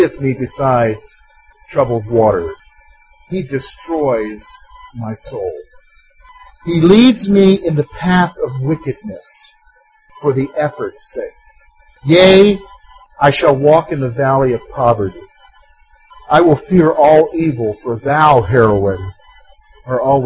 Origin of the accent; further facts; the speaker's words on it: United States; In our American mindset, in our rugged individualism as an American